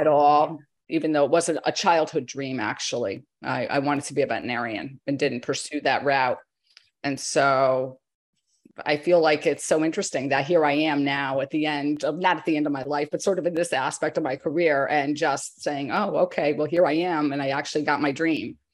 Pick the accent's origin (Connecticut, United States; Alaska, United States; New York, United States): Connecticut, United States; I grew up in Connecticut in farm country